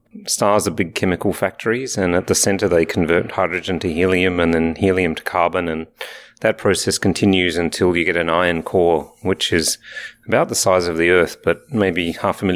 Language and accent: English; Alice Springs, Northern Territory, Australia; moved away; also born or lived in Adelaide, Australia / Canberra, Australia / England; born in Alice Springs in the middle of Australia, but I did my education at the University of Adelaide and the Australian National University.